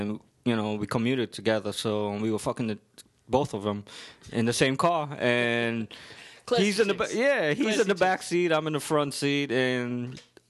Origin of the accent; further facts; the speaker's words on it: New York City, New York, United States; accent: Brooklyn; I got a Brooklyn accent